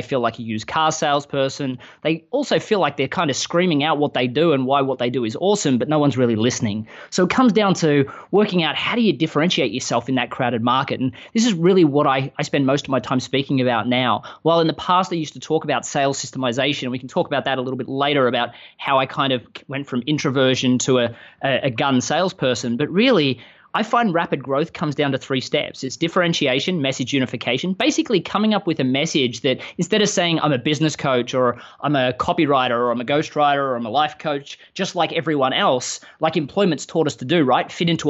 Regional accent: Melbourne, Victoria, Australia; moved away as an adult; now in Austin, United States; from the accent that while I live in the US, I live in Austin, Texas, I'm not quite from around here. I grew up in Melbourne, Australia.

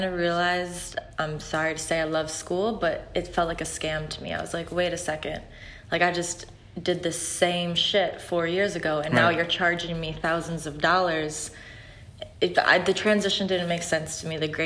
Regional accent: Chicago, Illinois, United States; moved away as an adult; now in Los Angeles, United States; I've been out in L.A. for a year and a half. I'm originally from Chicago

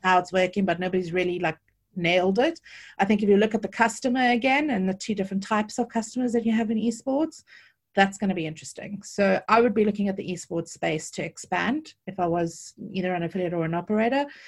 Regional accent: Cape Town, Western Cape, South Africa; accent: South African; moved away as an adult; now in United Kingdom; I was born and bred in Cape Town, and I've lived in the U K, uh, for the last eighteen years

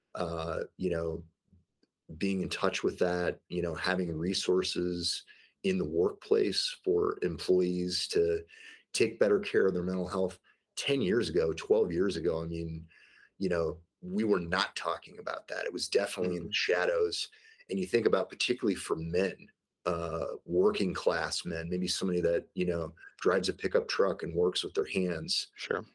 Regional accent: St. Louis, Missouri, United States; I grew up in the Midwest in St. Louis, Missouri

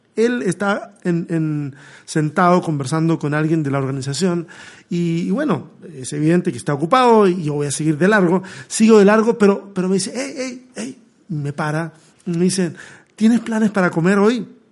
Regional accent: Chile; moved away as an adult; Yo salí de Chile hace cinco años

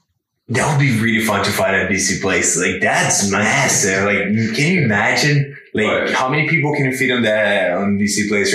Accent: Brazil; now in Canada; And if fighting at home, like Brazil, I'm from Brazil, but like my fighting home, it's here.

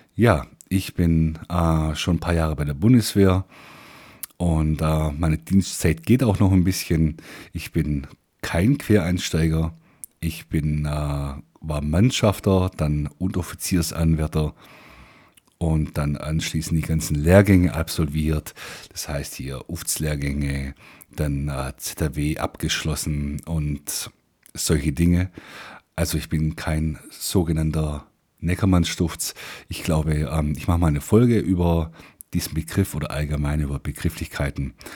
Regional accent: Swabia, Germany; accent: Swabian; Ich bin Schwabe.

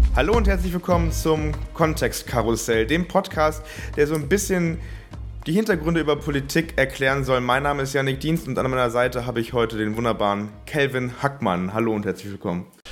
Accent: Bonn, North Rhine-Westphalia, Germany; Ich komme selber aus Bonn

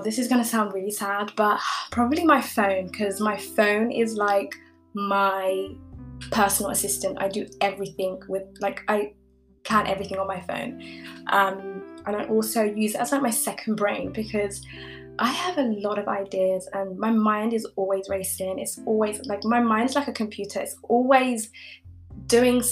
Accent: United Kingdom; also born or lived in East Africa; I currently like live in the UK. I've grown up here

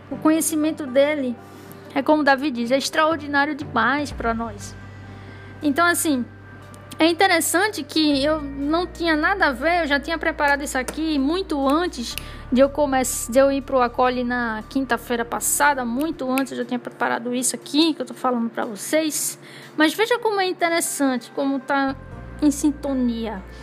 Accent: Northeast Region, Brazil; Sou do Nordeste, né?

